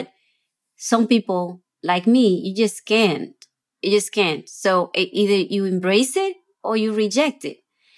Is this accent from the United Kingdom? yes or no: no; Dominican Republic; also born or lived in New York City, United States; now in New Orleans, United States; growing up in an island where the majority of people that surrounded me were people of color, people of mixed heritage, people of dark skin